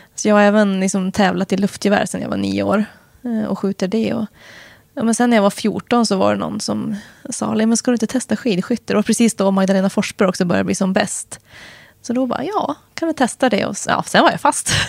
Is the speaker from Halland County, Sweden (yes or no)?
no; Helgum, Västernorrland County, Sweden; now in Östersund, Sweden; Jag har trivs bra hemma i Helgum naturligtvis, mina föräldrar, jag fortfarande. Det kommer alltid vara hemma, även om jag aldrig mer kommer bo där